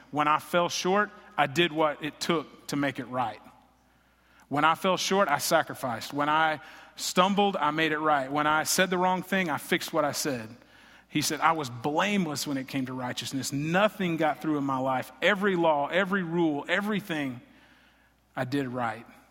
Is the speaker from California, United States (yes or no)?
no; Greenville, Texas, United States; also born or lived in Lubbock, Texas / Fort Worth, Texas; I grew up in Greenville, Texas. I was born here, raised here, graduated high school here